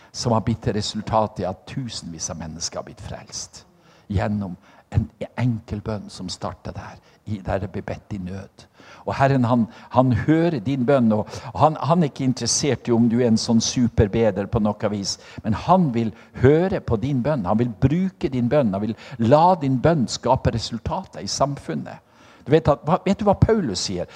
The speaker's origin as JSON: {"language": "Norwegian", "country": "Norway", "said": "på Selja, der jeg kommer fra"}